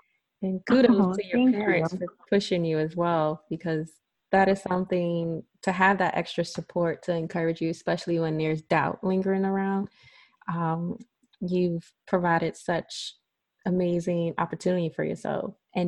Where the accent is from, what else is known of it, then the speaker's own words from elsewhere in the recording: Brooklyn, New York, United States; I actually was born and raised in Brooklyn.